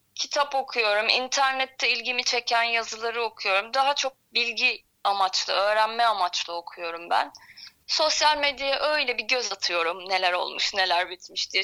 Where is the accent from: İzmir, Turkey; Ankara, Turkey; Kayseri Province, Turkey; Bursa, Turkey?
İzmir, Turkey; moved away as an adult; also born or lived in Istanbul; ben İzmirliyim zaten. Yaklaşık bir 10 yıl kadar İstanbul'da yaşadım.